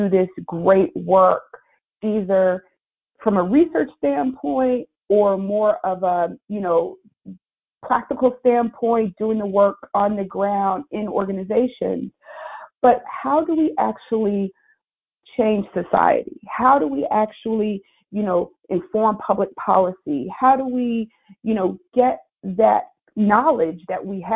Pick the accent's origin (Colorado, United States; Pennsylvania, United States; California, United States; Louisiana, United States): Pennsylvania, United States; Philadelphia; I'm from Philly